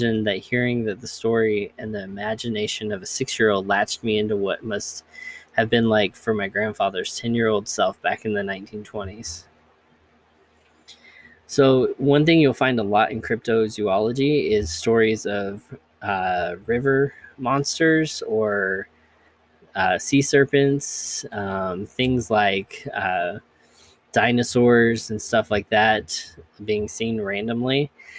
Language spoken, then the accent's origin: English; Kentucky, United States; I grew up in Kentucky and heard about the Kelly Green Men, aka the Hopkinsville Goblins.